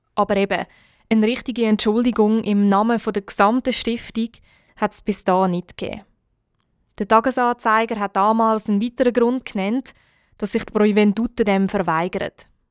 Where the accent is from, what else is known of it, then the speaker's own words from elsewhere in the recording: Switzerland; bei uns in der Schweiz